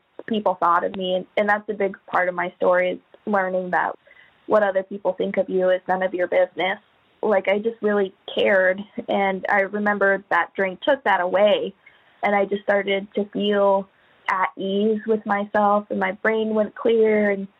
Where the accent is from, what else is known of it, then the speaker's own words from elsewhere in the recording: Anchorage, Alaska, United States; I'm from Anchorage, Alaska, born in Anchorage.